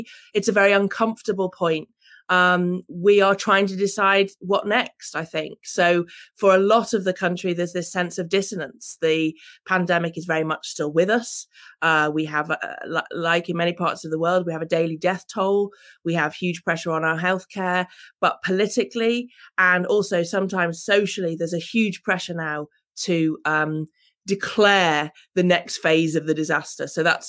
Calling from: England, United Kingdom; Well, I'm calling from England, and we're at a very key transition point

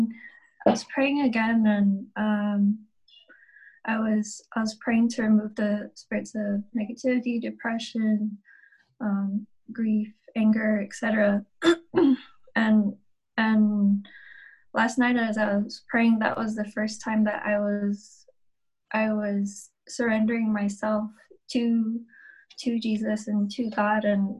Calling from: Guam; I'm coming from Guam, out in the Pacific Ocean.

